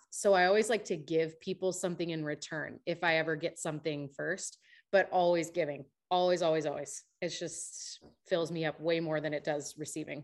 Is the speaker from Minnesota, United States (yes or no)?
yes; Minnesota, United States; now in Nashville, United States; I am from the north. I'm from Minnesota.